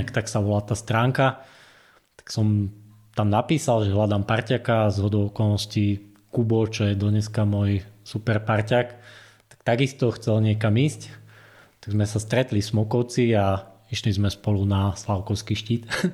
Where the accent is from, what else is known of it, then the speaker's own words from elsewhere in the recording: Horné Srnie, Trenčín Region, Slovakia; now in High Tatras, Slovakia; ja pochádzam v podstate z Horného Srnia